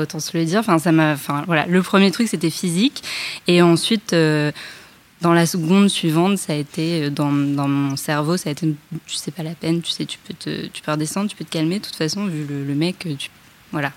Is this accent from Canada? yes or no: no; Paris, Île-de-France, France; je vis en banlieue, je suis parisienne